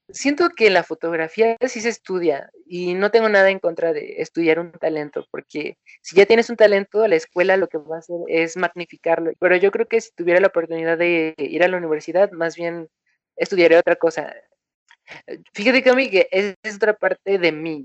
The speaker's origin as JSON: {"language": "Spanish", "region": "Morelos", "country": "Mexico", "tie": "born or raised there", "said": "yo soy de Morelos, de México. Es una ciudad mm, más o menos grande, pero en realidad es bastante bonita. No es un pueblo, pero tampoco es una ciudad muy urbana, llena de edificios. Eh, y aquí me tocó nacer"}